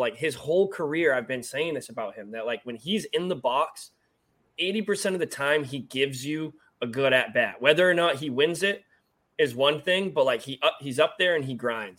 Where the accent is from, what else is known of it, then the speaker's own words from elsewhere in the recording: New Hampshire, United States; now in Charlotte, United States; I'm from New Hampshire, but he's from Mass. We're both down in Charlotte now.